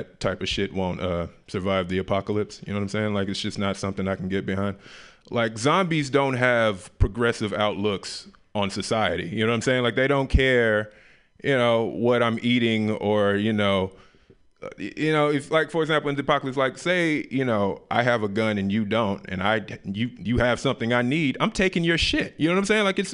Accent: Memphis, Tennessee, United States; moved away; also born or lived in Oakland; I'm originally from Memphis, Tennessee

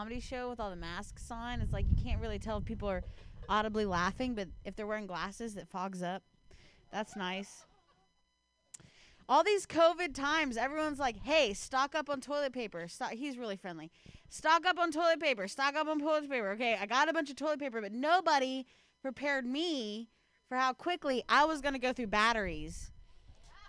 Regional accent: Ohio, United States; moved away; I'm from Ohio

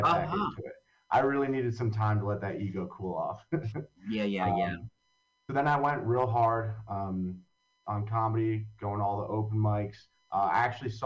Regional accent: Long Valley, New Jersey, United States; also born or lived in Hoboken, New Jersey; I grew up in Long Valley, New Jersey, which if anyone doesn't know where that is, it's in Morris County

